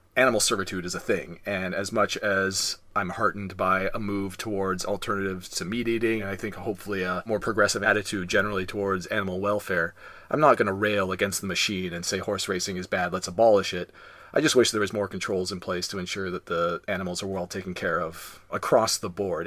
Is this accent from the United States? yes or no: no; Canada; we're Canadian, we learn French.